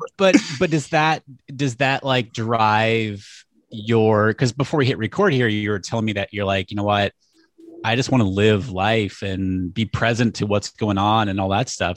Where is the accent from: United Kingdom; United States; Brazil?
United States; New Hampshire; I grew up in New Hampshire